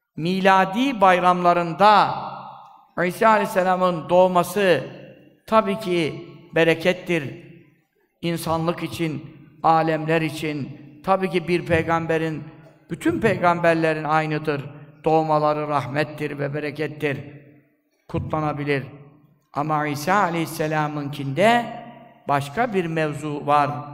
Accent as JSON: {"language": "Turkish", "region": "Black Sea Region", "country": "Turkey", "said": "bizim Karadeniz'de"}